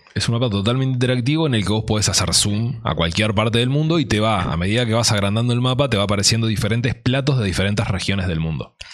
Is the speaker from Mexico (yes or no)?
no; Uruguay; somos uruguayos